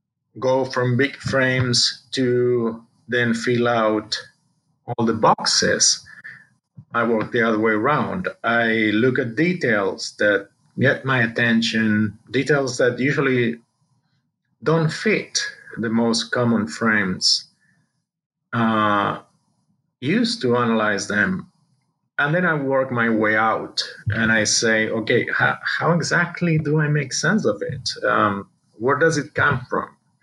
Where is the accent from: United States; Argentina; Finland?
Argentina; I was born in Argentina, South America, and of a family of European descent. My father was Spanish. My mother is Argentine, but she's a descendant of Italian immigrants. And grew up there, basically did my studies there